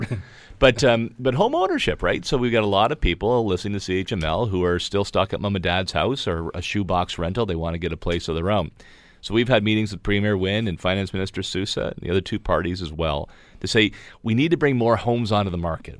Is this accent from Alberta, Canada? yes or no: no; Niagara Peninsula, Ontario, Canada; I'm born and raised in the Niagara Peninsula